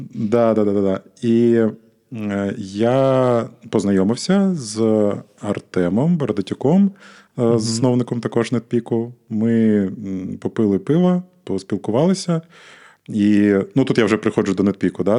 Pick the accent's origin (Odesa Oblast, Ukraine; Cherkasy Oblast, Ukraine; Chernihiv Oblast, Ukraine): Odesa Oblast, Ukraine; Odesa; я сам з Одеси